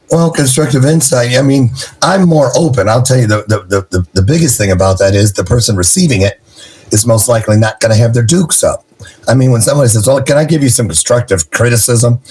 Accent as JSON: {"language": "English", "town": "Niles", "region": "Michigan", "country": "United States", "tie": "born or raised there", "also_born_or_lived": "Berrien Springs, Michigan", "said": "raised in Niles"}